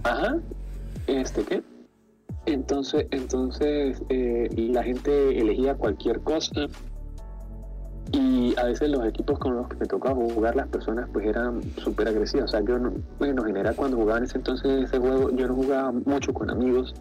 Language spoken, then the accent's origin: Spanish; Venezuela; yo soy pues, pues venezolano